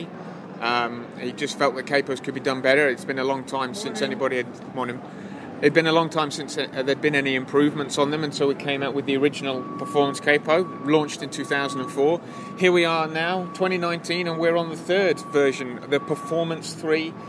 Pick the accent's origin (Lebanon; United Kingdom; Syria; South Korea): United Kingdom; England; I'm not from around here. I'm from sunny Blighty. Yes, I'm from England.